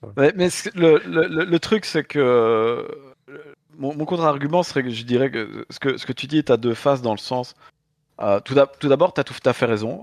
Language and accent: French; Belgium; je viens de Belgique